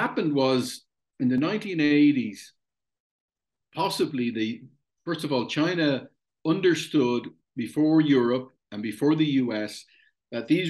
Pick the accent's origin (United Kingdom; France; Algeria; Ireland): Ireland; I'm Irish